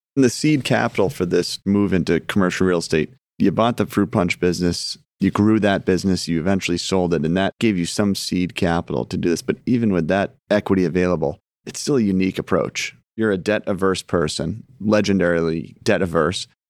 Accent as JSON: {"language": "English", "town": "Scituate", "region": "Massachusetts", "country": "United States", "tie": "born or raised there", "said": "we grew up in Situate"}